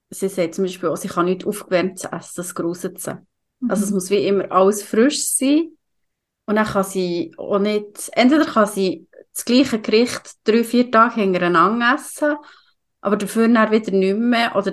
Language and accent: German; Aargau, Switzerland; Und ich als Aargauer richtig Glück gehabt.